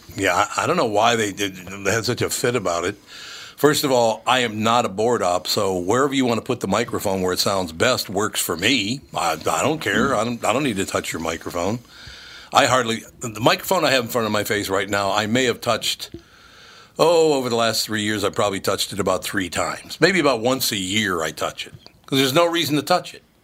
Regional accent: Minnesota, United States; I was born in Minnesota, raised in Minnesota

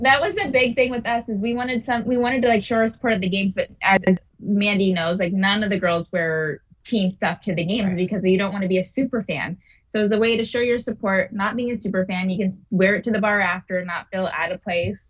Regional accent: Washington, United States; moved away; I'm from Washington State, so that's on the west side

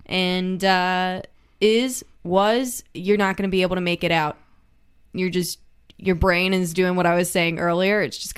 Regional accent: the South, United States; accent: Southern; down here in the South, I mean, you know this. I've learned to hide my southern accent as I've gotten older, so it's not as strong or twangy as it was growing up.

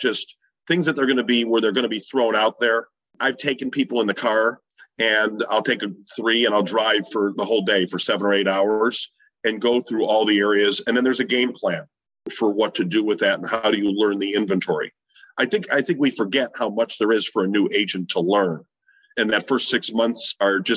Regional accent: Chicago, Illinois, United States; I'm from Chicago

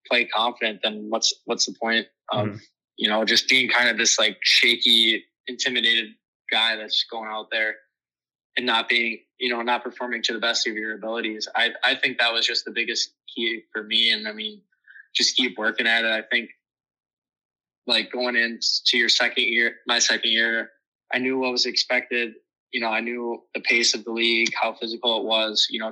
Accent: Wisconsin, United States; born or raised there; also born or lived in Dallas, Texas

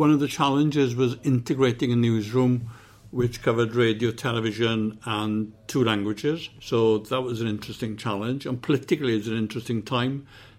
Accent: Swansea, Wales, United Kingdom; also born or lived in London / Llanbrynmair, Montgomeryshire; when I was nine, we moved down to Swansea, to Morriston, where my father was the minister in Tabernacle, which is the Cathedral of Nonconformity, as it's called, the biggest chapel in Wales. And then we moved to Swansea itself, to Sketty Road.

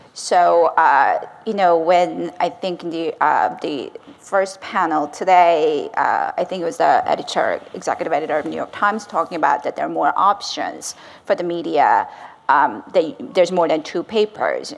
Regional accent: South Korea; moved away; I'm also fluent in Korean. I grew up in South Korea.

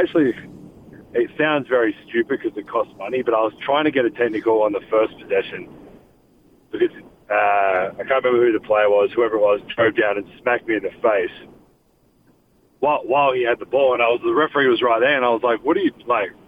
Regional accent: Australia; moved away as an adult; now in Salt Lake City, United States; Growing up in Australia

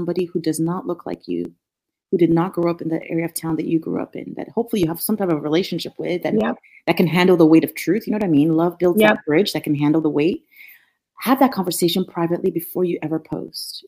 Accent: Nigeria; moved away as an adult; also born or lived in Norfolk, Virginia; now in United States; Growing up in Nigeria, I grew up with a lot of resources.

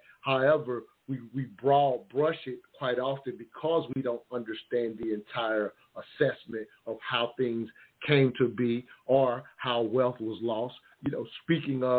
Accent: the South, United States; I'm from the South

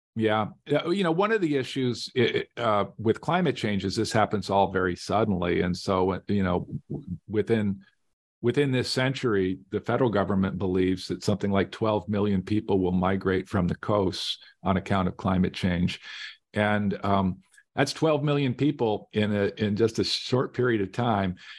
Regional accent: Las Vegas, Nevada, United States; I grew up in Las Vegas

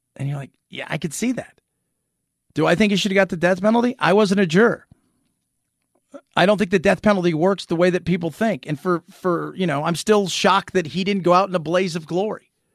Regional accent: Los Angeles, California, United States; I grew up in Hollywood, I grew up in Los Angeles

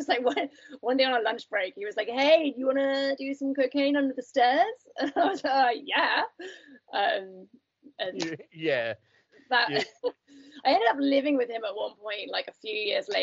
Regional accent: United Kingdom; I grew up just outside London

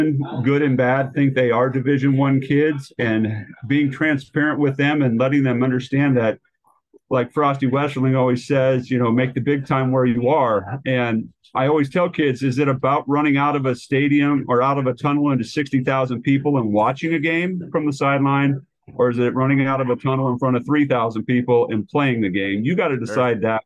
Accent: Portland, Oregon, United States; I grew up in Southeast Portland and have three older siblings

